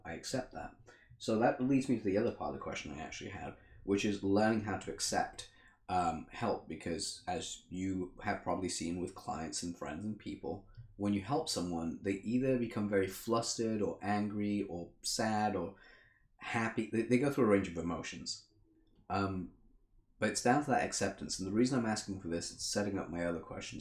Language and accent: English; England, United Kingdom; also born or lived in Africa; I grew up in Africa for the first four years, and then I moved to England, where I've lived here for twenty five years ish.